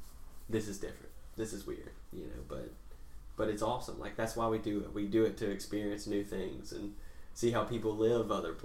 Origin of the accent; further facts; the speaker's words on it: Laurel, Mississippi, United States; I'm from Laurel, which is not super bad.